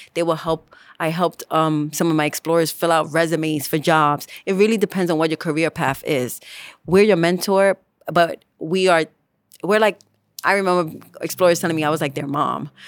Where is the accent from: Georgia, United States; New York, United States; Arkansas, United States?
New York, United States; New York City; I am from the Bronx